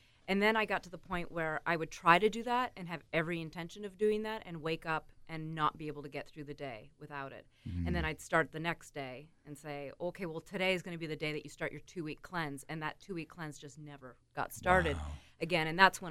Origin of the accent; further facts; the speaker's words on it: Antigonish, Nova Scotia, Canada; I'm from Antigonish, Nova Scotia.